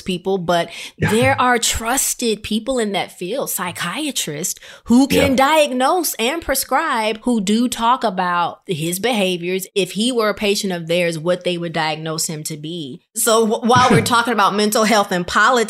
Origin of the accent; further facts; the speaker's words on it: Illinois, United States; moved away as an adult; now in Atlanta, United States; I'm originally from Illinois